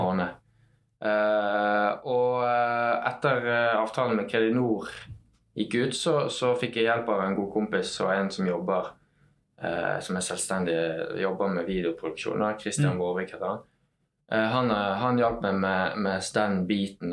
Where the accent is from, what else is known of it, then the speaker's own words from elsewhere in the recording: Os, Vestland, Norway; Jeg er oppvokst på Os